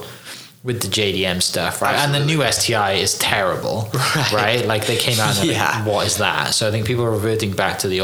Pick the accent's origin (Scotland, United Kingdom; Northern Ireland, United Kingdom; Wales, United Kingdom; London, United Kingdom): Wales, United Kingdom; I grew up in Wales